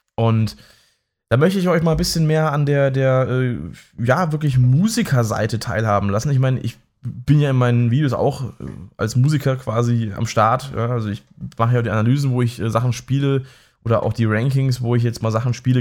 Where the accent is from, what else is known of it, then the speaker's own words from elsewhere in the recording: near Mannheim, Baden-Württemberg, Germany; ich wohne ja auch in der Nähe von Mannheim und ich komme auch aus der Nähe von Mannheim